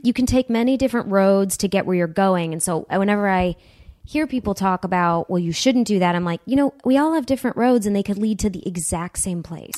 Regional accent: Huntington Woods, Michigan, United States; I grew up about two miles outside of the city. Um, in a, it's a, a, a city called Huntington Woods

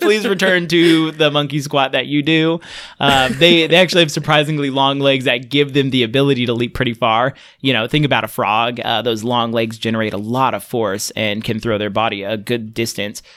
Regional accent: Fresno, California, United States; I grew up in Central California

